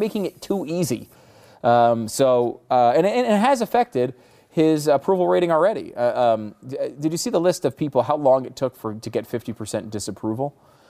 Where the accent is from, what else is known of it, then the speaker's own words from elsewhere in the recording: Texas, United States; from Texas, by the way.